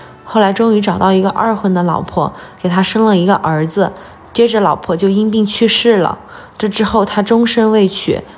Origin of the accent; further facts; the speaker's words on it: Guanghan, Sichuan, China; also born or lived in Liangshan / United Kingdom; 我是出生在广汉，但是老家在凉山，呃，一半在平原，一半在山里。